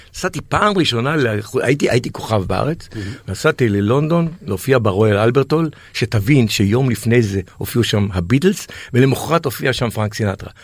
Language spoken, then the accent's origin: Hebrew; Israel; בתור ילד בקיבוץ